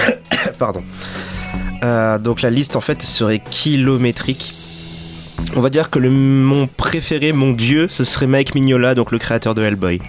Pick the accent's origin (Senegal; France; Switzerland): Senegal; Dakar; j'ai grandi à Dakar